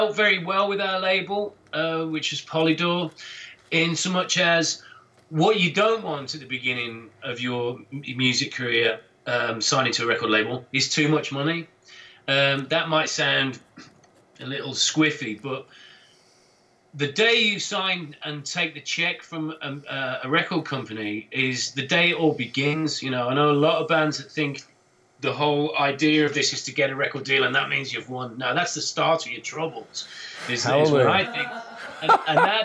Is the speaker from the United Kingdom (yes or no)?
yes; England, United Kingdom; us being English